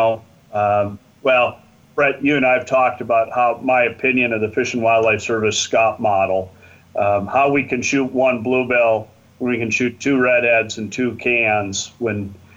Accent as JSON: {"language": "English", "town": "St. Paul", "region": "Minnesota", "country": "United States", "tie": "born or raised there", "moved": "yes", "lives_now": "North Dakota, United States", "said": "I grew up just outside of St. Paul"}